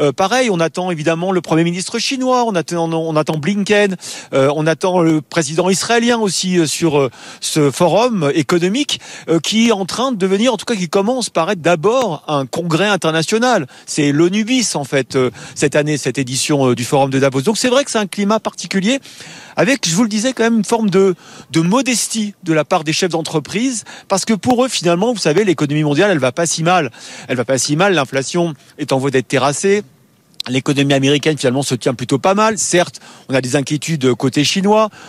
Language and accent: French; France